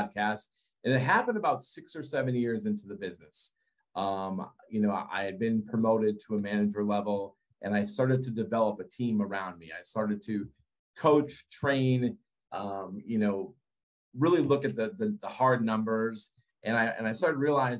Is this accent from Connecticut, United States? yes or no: yes; Connecticut, United States; Born and raised in Connecticut